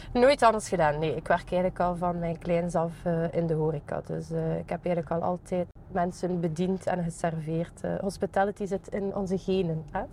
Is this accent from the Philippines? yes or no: no; Ghent, Flanders, Belgium; Ik ben ook zelf van Gembruggen afkomstig